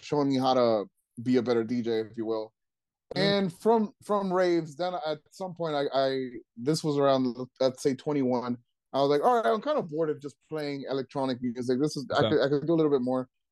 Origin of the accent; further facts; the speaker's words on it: Trenton, New Jersey, United States; I grew up in Trenton